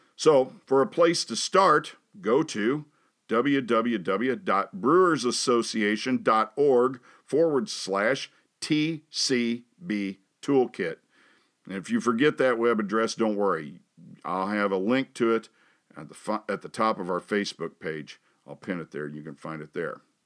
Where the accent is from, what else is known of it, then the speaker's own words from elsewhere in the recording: Hannibal, Missouri, United States; moved away as an adult; also born or lived in Dallas, Texas; When I was growing up in Hannibal